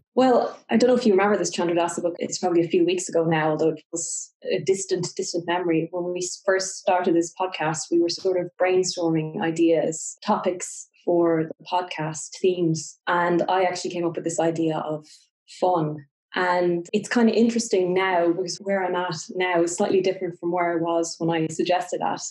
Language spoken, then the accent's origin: English; Ireland; I'm Irish and in Ireland